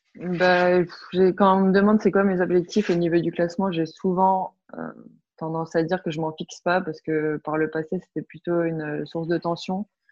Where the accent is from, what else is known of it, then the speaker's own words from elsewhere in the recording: France; also born or lived in Belgium; Je me sens, non, je me sens pas trop belge quand même parce que j'ai toujours vécu en France